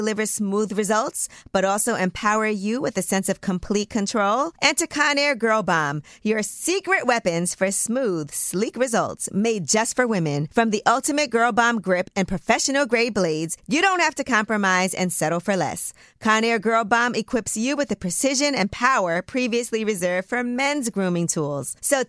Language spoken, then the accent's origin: English; New York City, New York, United States; Whole team, baby. You know, we're from New York.